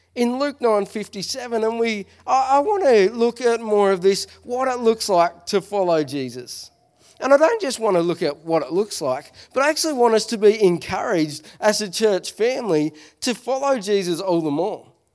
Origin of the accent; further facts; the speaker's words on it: Smithton, Tasmania, Australia; I'm from Smithton